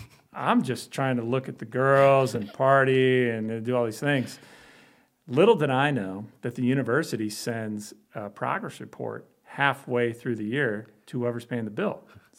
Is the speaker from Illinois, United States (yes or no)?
yes; Chicago, Illinois, United States; also born or lived in Belgium; I grew up in Chicago.